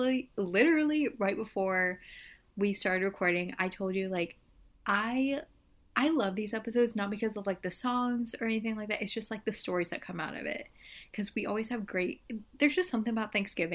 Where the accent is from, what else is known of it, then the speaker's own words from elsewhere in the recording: United States; I'm American.